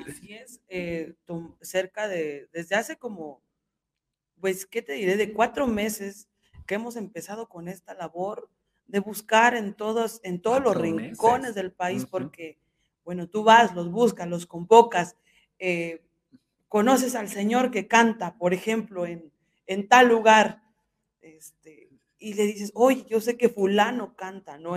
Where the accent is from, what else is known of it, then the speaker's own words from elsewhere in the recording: Hidalgo, Mexico; soy del estado de Hidalgo